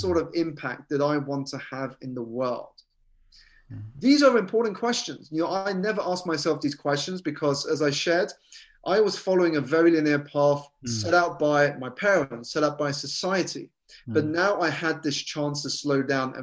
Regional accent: United Kingdom; So I was born here in the United Kingdom to Malaysian parents who had emigrated from a city called Penang and a city called Sarawak on the Borneo Island.

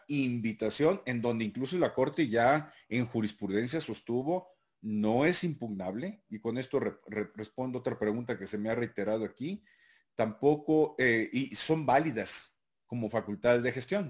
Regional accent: Sinaloa, Mexico; en las costas sinaloenses, mi tierra

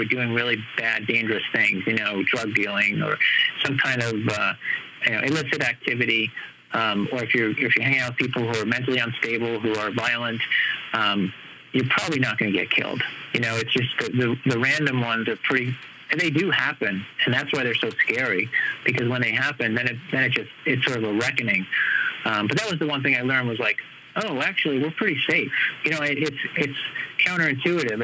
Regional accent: New York, United States; now in Los Angeles, United States; growing up in New York

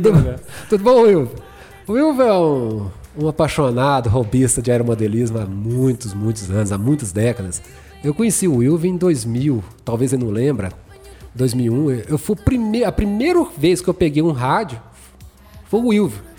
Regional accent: Goiânia, Goiás, Brazil; now in Anápolis, Brazil; eu sou de Goiânia, então a minha família é de Goiânia

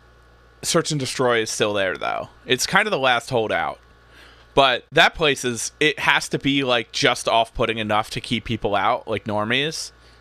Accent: Hamilton, New Jersey, United States; I grew up in Hamilton, right outside of like Princeton, Trenton.

